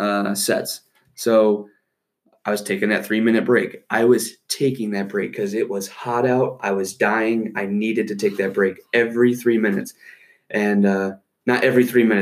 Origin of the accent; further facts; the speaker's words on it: Michigan City, Indiana, United States; kindergarten was at this place in Michigan City called St. Paul